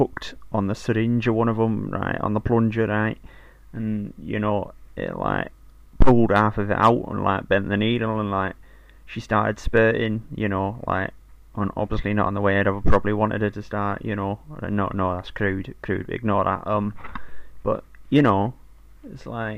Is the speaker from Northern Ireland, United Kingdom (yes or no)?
no; Manchester, North West England, United Kingdom; You know, like, I know, like, I'm from Manchester and that, right?